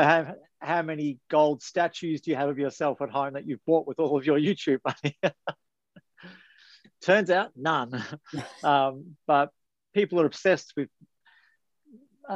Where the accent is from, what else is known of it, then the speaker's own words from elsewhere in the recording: Melbourne, Victoria, Australia; I'm from Melbourne, Victoria